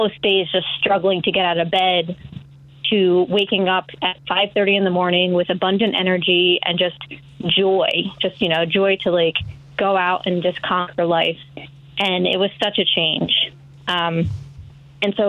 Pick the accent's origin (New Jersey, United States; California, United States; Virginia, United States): New Jersey, United States; moved away as an adult; I was born and raised in New Jersey. I lived there for about 30 years.